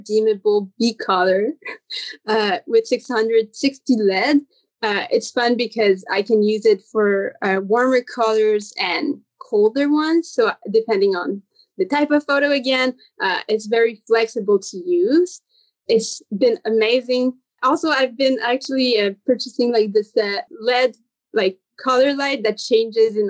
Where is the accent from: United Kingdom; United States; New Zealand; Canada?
Canada; I'm from the National Capital Region of Canada in Ottawa-Gatineau, and I live like in the French side